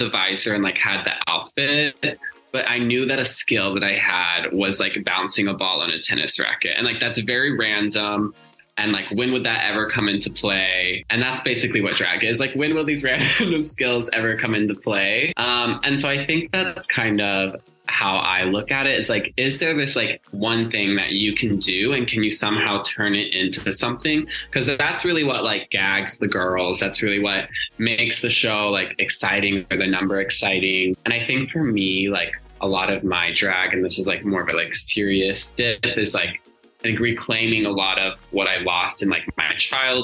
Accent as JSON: {"language": "English", "region": "Indiana", "country": "United States", "also_born_or_lived": "Seattle", "moved": "yes", "lives_now": "Los Angeles, United States", "said": "I'm from Indiana originally"}